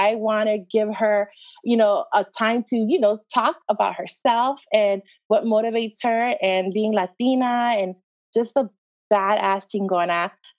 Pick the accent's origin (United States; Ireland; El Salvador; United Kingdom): El Salvador; born there; Like for me growing up, I was born in El Salvador, but I really didn't get a chance to go, even young, go back and forth, maybe just once or twice because it's so expensive.